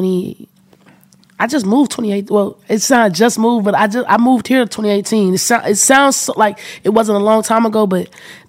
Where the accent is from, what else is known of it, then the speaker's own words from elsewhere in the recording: Memphis, Tennessee, United States; accent: country; moved away as an adult; also born or lived in Miami, Florida; I'm from Memphis, Tennessee.